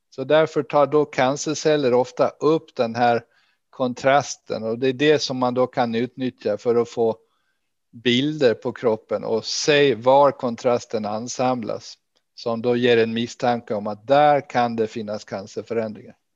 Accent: Gotland, Sweden; now in Lund, Sweden; jag är ursprungligen från Gotland och det hörs väl kanske ännu.

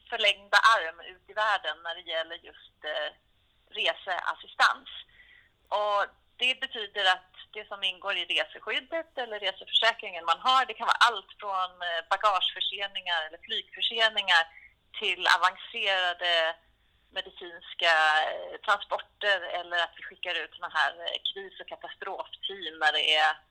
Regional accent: Sweden; jag är svensk.

